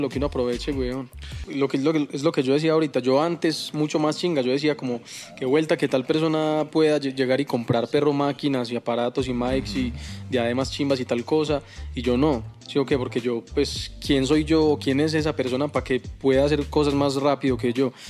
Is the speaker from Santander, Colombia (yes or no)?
no; Envigado, Antioquia, Colombia; yo soy de Envigado